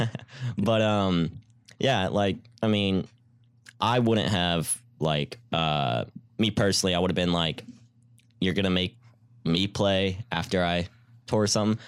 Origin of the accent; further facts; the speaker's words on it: Houston, Texas, United States; I'm from Houston